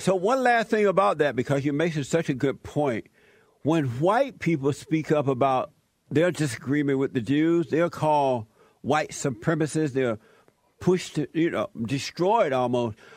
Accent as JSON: {"language": "English", "region": "Alabama", "country": "United States", "tie": "born or raised there", "moved": "yes", "said": "I grew up in Alabama. I grew up on a plantation"}